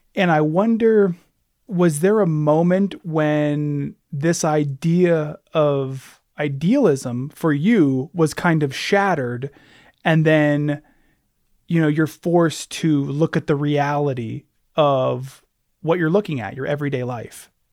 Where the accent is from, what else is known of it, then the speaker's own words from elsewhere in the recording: Alaska, United States; born and raised in Alaska myself